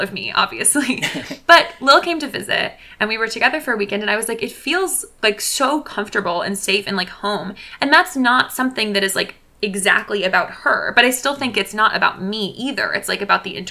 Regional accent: Alexandria, Virginia, United States; moved away as an adult; now in New Haven, United States; I'm from Alexandria.

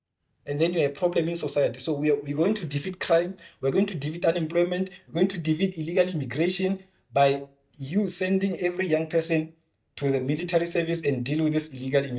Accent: South Africa; We just love our country. We love our people.

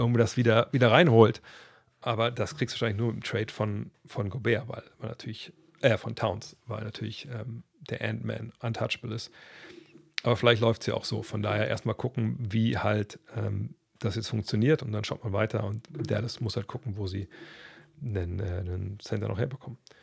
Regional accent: Germany; bei uns in Deutschland

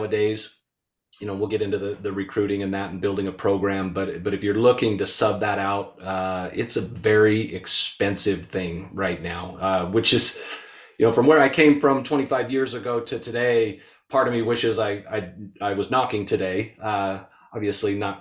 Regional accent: Utah, United States; born and raised in Utah.

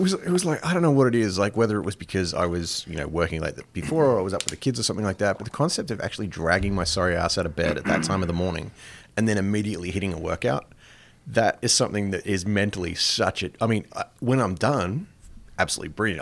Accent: Australia; now in Plattsburgh, United States; growing up in Australia, it was, it, it was very much a cafe culture.

